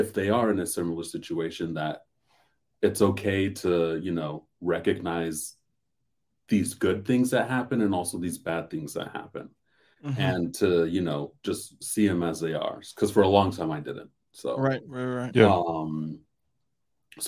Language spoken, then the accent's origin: English; Southern California, United States; I grew up here in Southern California